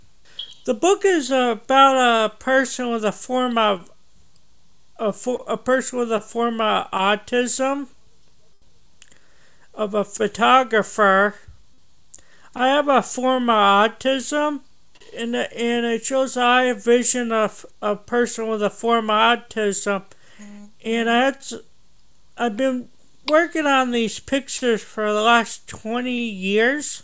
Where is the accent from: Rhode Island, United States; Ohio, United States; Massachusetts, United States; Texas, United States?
Massachusetts, United States; Gill; now in Greenfield, United States; I'm originally from Gill and I live in Greenfield.